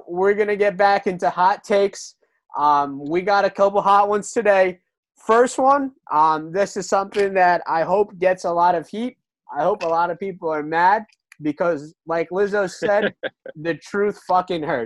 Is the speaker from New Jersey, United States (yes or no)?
yes; New Jersey, United States; I'm from Jersey.